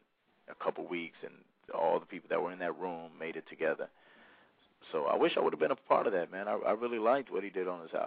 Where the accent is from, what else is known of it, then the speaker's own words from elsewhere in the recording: Dallas, Texas, United States; Dallas, I'm from Dallas. I live in Dallas also